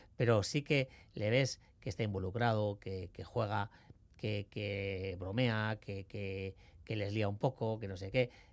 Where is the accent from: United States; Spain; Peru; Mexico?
Spain; Basque Country; como buen vasco